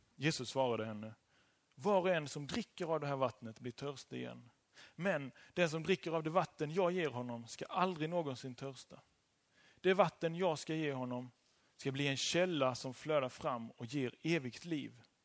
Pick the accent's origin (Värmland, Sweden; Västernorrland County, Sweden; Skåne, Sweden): Skåne, Sweden; Kristianstad; now in Kungälv, Sweden; jag ehm, kom från Kristianstad och bor nu i Kungälv.